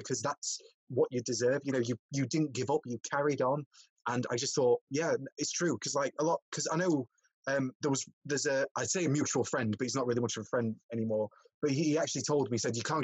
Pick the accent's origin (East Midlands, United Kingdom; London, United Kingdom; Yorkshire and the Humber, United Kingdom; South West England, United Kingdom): East Midlands, United Kingdom; Worksop; moved away as an adult; also born or lived in Bradford; I was from Worksop, so I was from a bit far south. You know, with my accent and everything